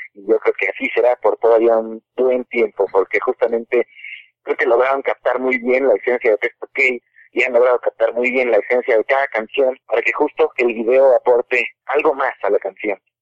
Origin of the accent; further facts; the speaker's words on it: Cuernavaca, Morelos, Mexico; moved away as an adult; now in Mexico City, Mexico; somos de Cuernavaca